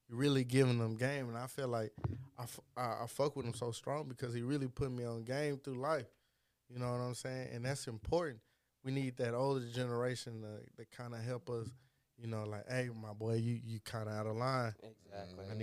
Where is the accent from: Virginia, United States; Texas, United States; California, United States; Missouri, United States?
Texas, United States; Fort Worth; born or raised there